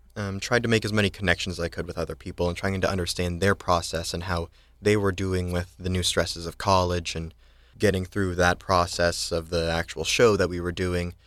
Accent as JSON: {"language": "English", "town": "Eagle River", "region": "Alaska", "country": "United States", "moved": "yes", "said": "I am from Eagle River, Alaska"}